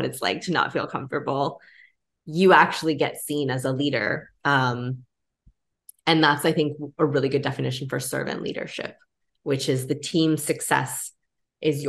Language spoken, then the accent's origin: English; Canada; I grew up in Canada